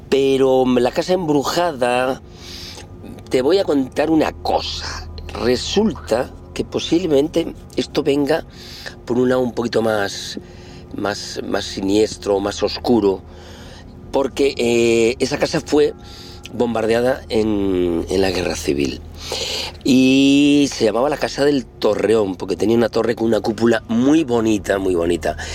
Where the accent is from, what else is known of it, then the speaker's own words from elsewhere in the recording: Galicia, Spain; pues como buen gallego, eu non creo las megas pero a las ainas, así que alguna he tenido.